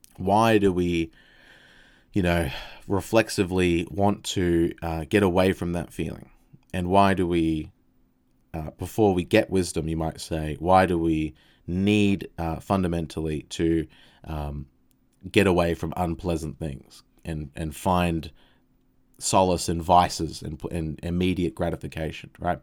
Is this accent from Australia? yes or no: yes; Australia; phrasing, I guess, as an Australian